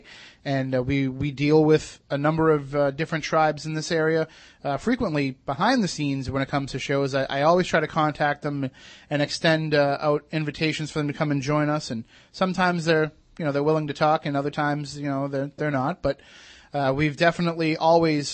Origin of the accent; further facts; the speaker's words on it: Massachusetts, United States; we grew up in Massachusetts.